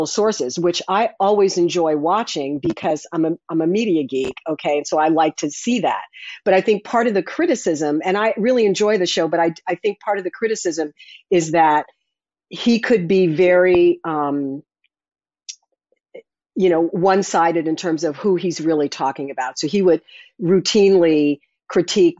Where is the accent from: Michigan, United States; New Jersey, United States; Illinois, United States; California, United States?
Illinois, United States; Chicago; moved away; I grew up in Chicago listening to the scoreboard go off